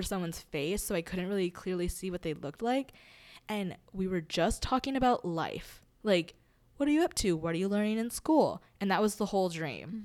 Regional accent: Hawaii, United States; growing up in Hawaii

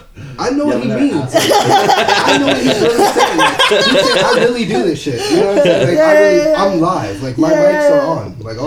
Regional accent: New York, United States; I'm from New York, so I like grew up on hip hop

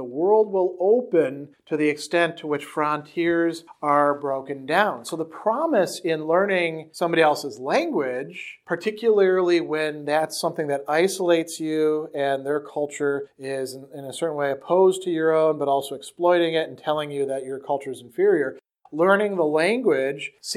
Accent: Wisconsin, United States; accent: Wisconsin; my Wisconsin accent, which can sometimes be a little bit thick at times

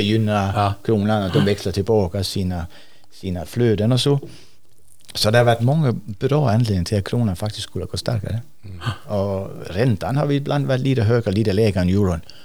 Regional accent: Sweden; vi blir fattigare och fattigare som svenskar

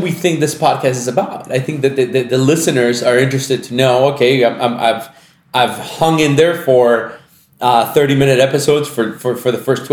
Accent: Michigan, United States; I'm from Michigan

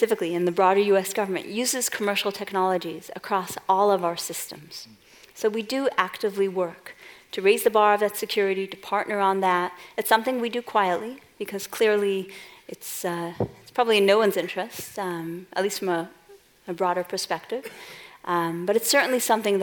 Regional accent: New York City, New York, United States; moved away; folks may not have picked up from my accent, I'm originally from Brooklyn

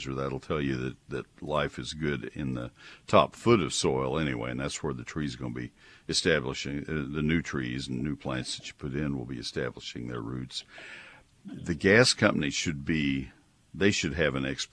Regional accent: Bryan, Texas, United States; I grew up in Bryan College Station

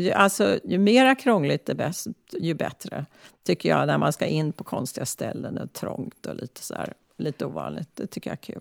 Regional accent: Stockholm, Stockholm County, Sweden; born or raised there; also born or lived in Klara, Stockholm; now in San Francisco, United States

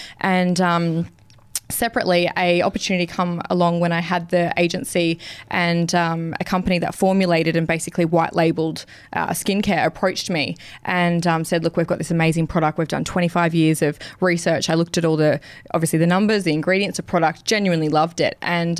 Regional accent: Mildura, Victoria, Australia; now in Queensland, Australia; growing up at a young age, I'm from Victoria, country Victoria, and my parents owned a gym.

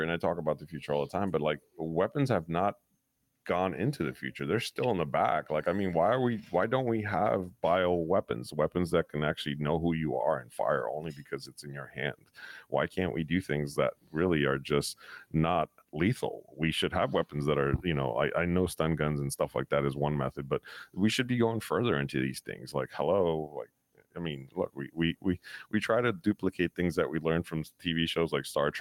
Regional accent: New York, United States; now in Florida, United States; my parents raising me up in New York at the time as a child

